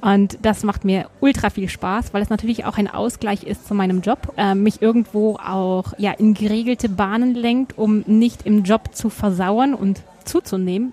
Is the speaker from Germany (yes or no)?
yes; Germany; now in Tyrol, Austria; als Deutsche in eine Tiroler Skilehrerausbildung zu haben